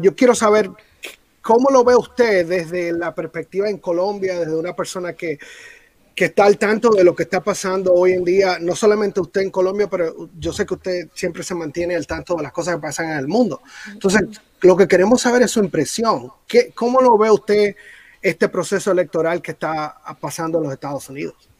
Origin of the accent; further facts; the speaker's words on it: Dominican Republic; now in United States; yo como dominicano